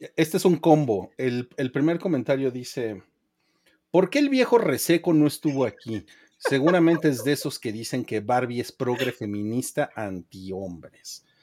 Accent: Mexico; el noventa y ocho por ciento de los que estamos en esa comunidad somos mexicanos

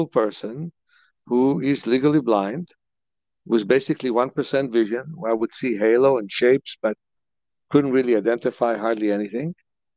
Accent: Lviv, Lviv Oblast, Ukraine; moved away; also born or lived in Kyiv, Ukraine; I was born in Kyiv and raised in Lvov, that they call these days Lviv.

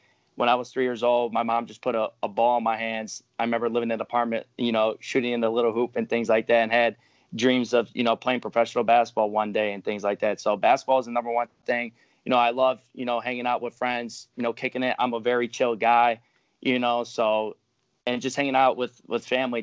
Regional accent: Carol Stream, Illinois, United States; I grew up, you know, in the suburbs of Illinois, in Carroll Stream, Illinois

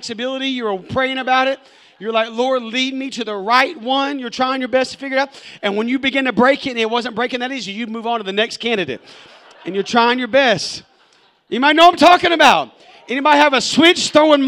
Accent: Arkansas, United States; when I grew up in Arkansas, we had a kind of a home base of sorts for our neighborhood

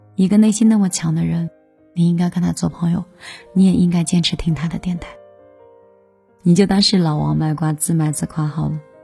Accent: China; 这个就是我们中国人的性情

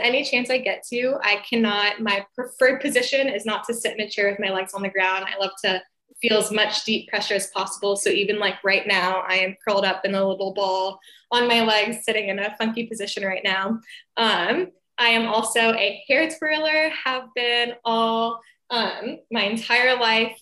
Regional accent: Atlanta, Georgia, United States; I am from Atlanta, Georgia, and I'm an occupational therapist

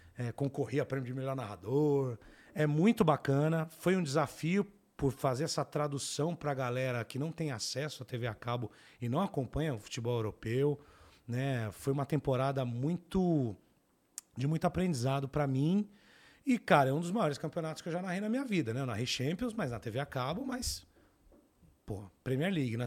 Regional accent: São Paulo, Brazil; eu cresci no Capão Redondo

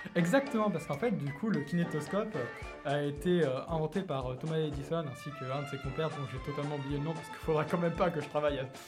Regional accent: France; je suis français

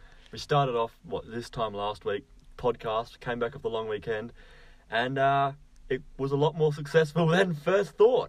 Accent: Western Australia, Australia

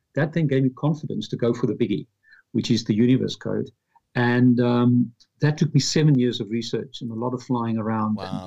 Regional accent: Pretoria, Gauteng, South Africa; moved away as an adult; also born or lived in London, United Kingdom; now in Dublin, Ireland; I'm from Pretoria, South Africa. After apartheid, at age 25, I moved to London

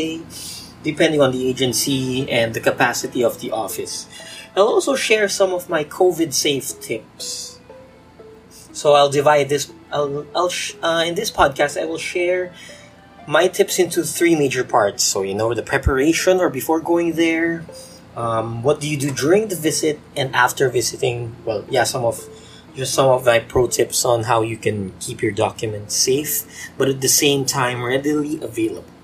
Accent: Philippines; being a Filipino, we have this culture of the youngest usually would do all the legwork

